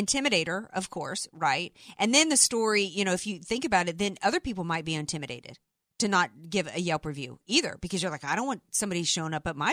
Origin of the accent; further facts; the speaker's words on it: the South, United States; I'm from the South